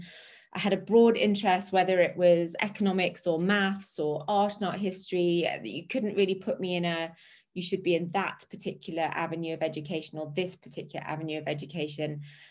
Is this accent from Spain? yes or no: no; Australia; born there; also born or lived in England; So obviously, as people can tell from my accent, I was born in Australia. And that's a joke. Born in Australia, we bounced. I had an English mother, an Australian father, and we bounced around a lot as a child between Australia and England.